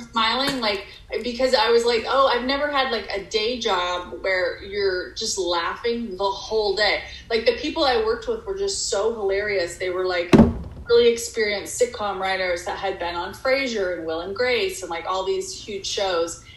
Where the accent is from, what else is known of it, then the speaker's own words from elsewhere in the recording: Texas, United States; moved away as an adult; also born or lived in Dallas / Arkansas / Massachusetts; now in Hollywood, United States; I basically spent my entire childhood in Texas